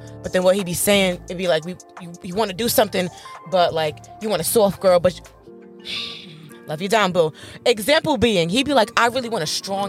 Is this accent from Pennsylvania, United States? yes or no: no; New York, United States; I'm from New York. So we have a different lifestyle growing up in New York.